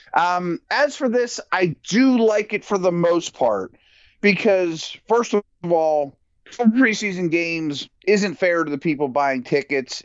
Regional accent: Pittsburgh, Pennsylvania, United States; I'm from Pittsburgh

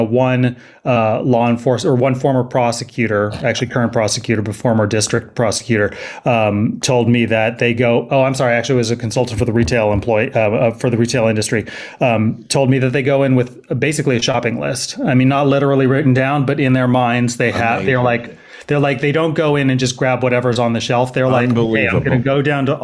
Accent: Berkeley, California, United States; also born or lived in San Francisco / Los Angeles / Oakland; I actually live in Oakland. I grew up in Berkeley, so I'm a Bay Area native

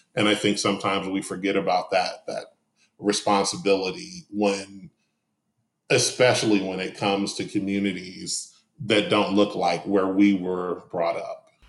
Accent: Detroit, Michigan, United States; now in Atlanta, United States; I grew up in Detroit

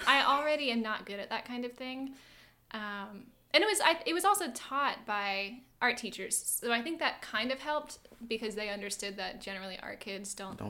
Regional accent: Greensboro, North Carolina, United States; also born or lived in Atlanta, Georgia; I consider myself from Greensboro. I'm initially from Georgia, but I've grown up here most of my life. Atlanta.

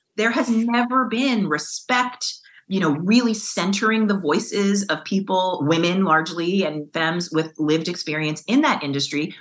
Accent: New York, United States; growing up in New York

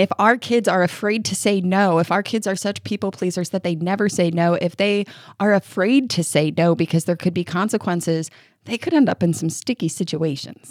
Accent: New York, United States; now in Kentucky, United States; I grew up in New York

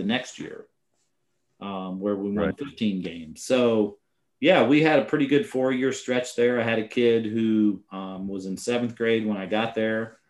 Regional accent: Indiana, United States; also born or lived in Colorado; now in Virginia, United States; I'm from Indiana and high school basketball is king

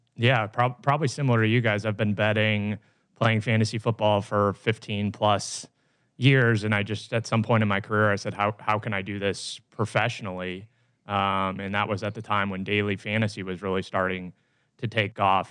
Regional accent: New Jersey, United States; I think it's New Jersey. That's, that's my home state.

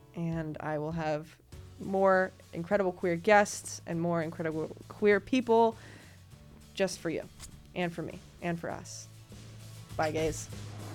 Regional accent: United States; I was born here

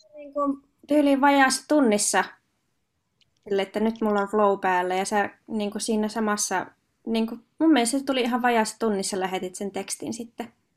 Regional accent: Hankasalmi, Central Finland, Finland; mä oon itse Hankasalmelta kotoisin

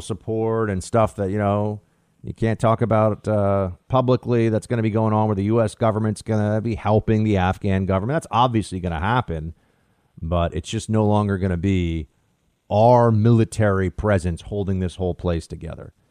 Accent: United States

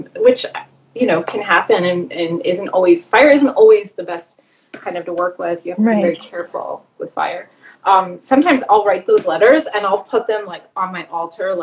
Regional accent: Providence, Rhode Island, United States; I grew up in Providence, Rhode Island.

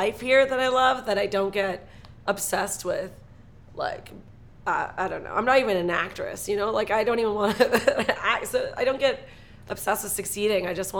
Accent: Toronto, Ontario, Canada; No, I moved here because I finally got my papers. I'm Canadian. I moved here from Toronto.

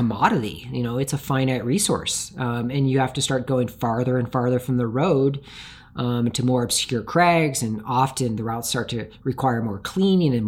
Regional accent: Tacoma, Washington, United States; I grew up in Tacoma, Washington.

